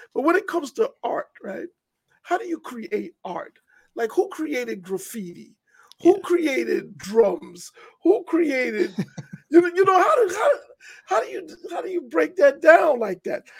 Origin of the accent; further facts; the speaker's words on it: New York City, New York, United States; moved away as an adult; now in Washington, D.C., United States; I'm from Hollis